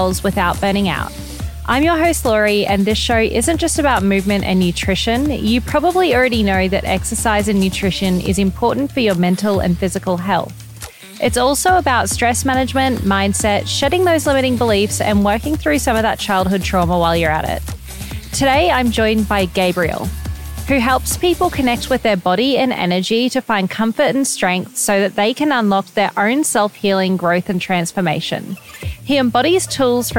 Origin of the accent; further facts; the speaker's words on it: Gold Coast, Queensland, Australia; also born or lived in Greenville, South Carolina, United States; my two hometowns, Gold Coast, Australia and Greenville, South Carolina, which is dad's from here, mum's from Australia